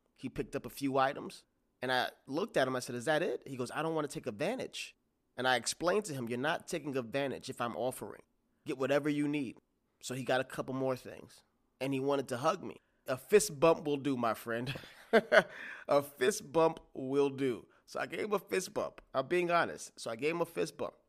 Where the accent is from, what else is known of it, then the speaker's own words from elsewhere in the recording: New York, United States; I'm from New York